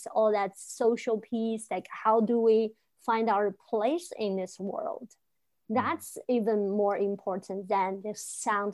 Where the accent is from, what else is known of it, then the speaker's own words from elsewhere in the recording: China; now in United States; I grew up in China, a different culture